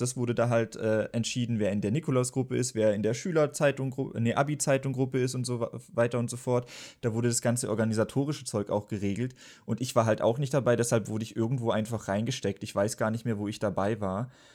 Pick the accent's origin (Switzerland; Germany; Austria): Germany; Baden-Württemberg; bei uns in Baden-Württemberg war es auf jeden Fall so, dass es dann G8 gab